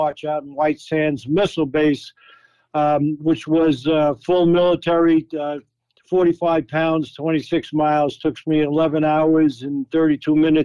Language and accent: English; Hampton Bays, New York, United States; I grew up in Hampton Bays